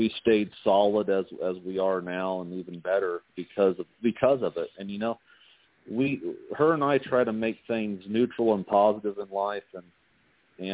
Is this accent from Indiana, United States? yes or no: yes; Indiana, United States; moved away as an adult; also born or lived in Nevada; now in Las Vegas, United States; I was born and raised in Indiana, and I'm proud to be a Hoosier.